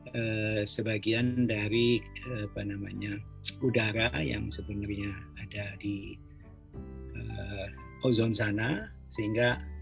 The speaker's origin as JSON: {"language": "Indonesian", "town": "Bandung", "region": "West Java", "country": "Indonesia", "tie": "born or raised there", "moved": "yes", "said": "saya kan lahir juga di Bandung ya saya pernah kecil di Bandung"}